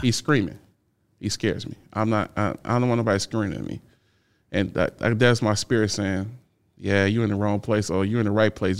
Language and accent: English; Chicago, Illinois, United States; I grew up in Chicago. So in, in thirty-fifth and Federal